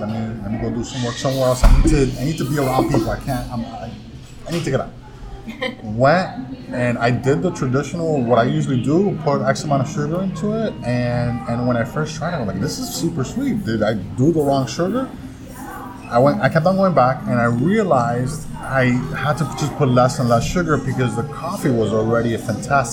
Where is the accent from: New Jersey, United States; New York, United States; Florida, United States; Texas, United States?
Florida, United States; Miami; moved away as an adult; now in Orlando, United States; we're from Miami